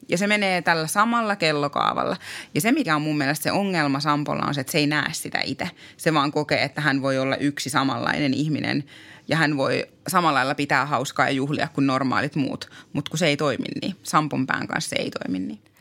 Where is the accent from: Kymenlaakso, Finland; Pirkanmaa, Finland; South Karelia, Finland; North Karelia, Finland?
Pirkanmaa, Finland; Tampere; now in Äkäslompolo, Finland; Mä oon itse Tampereelta kotoisin